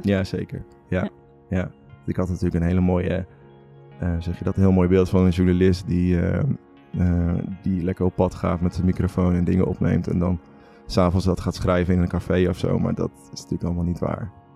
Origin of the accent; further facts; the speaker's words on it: Veluwe, Gelderland, Netherlands; moved away; also born or lived in Utrecht; ik kom van de Veluwe, uit een heel klein dorpje